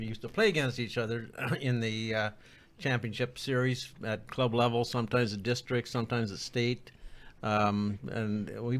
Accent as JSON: {"language": "English", "region": "Manitoba", "country": "Canada", "tie": "born or raised there", "also_born_or_lived": "Toronto, Canada", "moved": "as an adult", "lives_now": "Madison, United States", "said": "I was living in just outside of Toronto when I got a company transfer. Before that, I grew up in Manitoba, about 80 miles west of Winnipeg."}